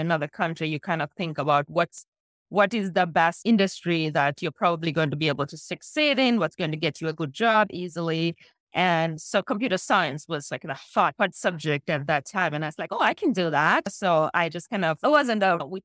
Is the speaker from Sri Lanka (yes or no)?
yes; Sri Lanka; now in United States; So I was born and I grew up in Sri Lanka